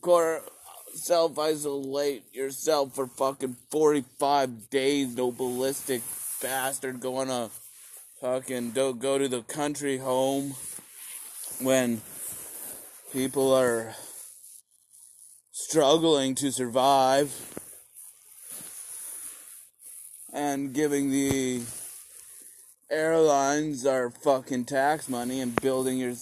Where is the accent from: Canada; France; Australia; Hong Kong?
Canada; a Canadian citizen